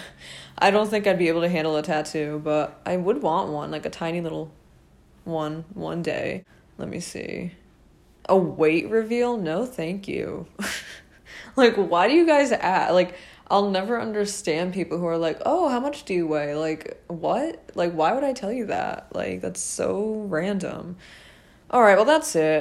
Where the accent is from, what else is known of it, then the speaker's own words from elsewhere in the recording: Rhode Island, United States; I am from Rhode Island